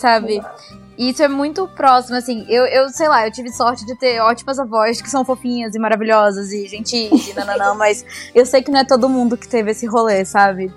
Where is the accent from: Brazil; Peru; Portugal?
Brazil; Manaus, Amazonas; moved away as an adult; now in São Paulo, Brazil; Eu, eu sou de Manaus